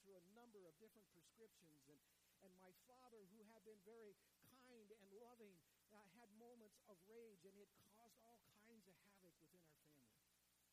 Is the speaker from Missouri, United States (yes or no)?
no; Ulysses, Kansas, United States; moved away; also born or lived in Enid, Oklahoma; I grew up in Ulysses, Kansas